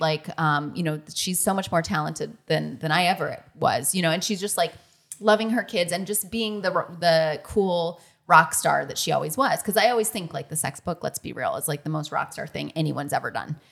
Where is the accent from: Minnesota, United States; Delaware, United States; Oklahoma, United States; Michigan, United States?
Michigan, United States; I'm from Michigan